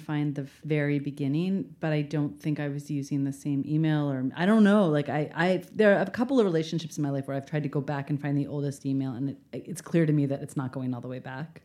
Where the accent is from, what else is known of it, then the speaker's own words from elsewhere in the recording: Baltimore, Maryland, United States; moved away; I'm from Baltimore